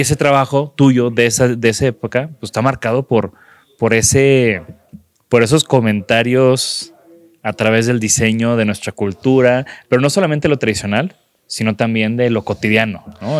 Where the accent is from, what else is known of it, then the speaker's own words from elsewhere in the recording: Mexico; como un mexicano que camina en las calles